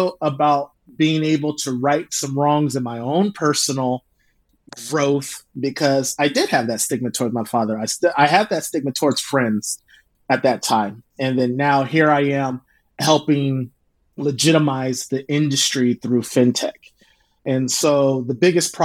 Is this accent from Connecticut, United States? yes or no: no; Oakland, California, United States; also born or lived in Indiana; now in Sacramento, United States; I grew up in the Bay and then my parents had got divorced